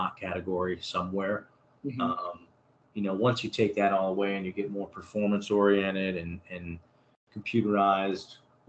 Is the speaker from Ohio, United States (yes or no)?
yes; Northeast Ohio, United States; growing up in Northeast Ohio